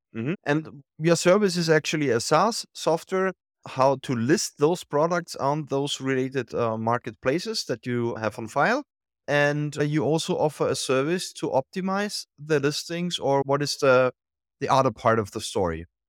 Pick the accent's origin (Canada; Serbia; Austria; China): Austria; I'm from Austria